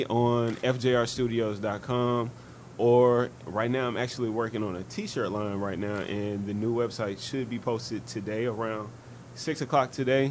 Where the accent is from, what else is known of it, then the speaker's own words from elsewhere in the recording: Haynesville, Louisiana, United States; I'm from Haynesville, Louisiana